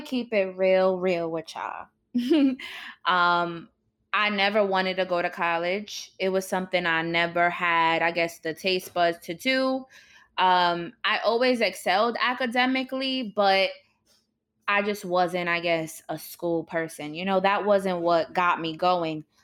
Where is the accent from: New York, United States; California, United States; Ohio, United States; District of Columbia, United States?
New York, United States; New York City; my childhood growing up in New York was definitely rough and traumatic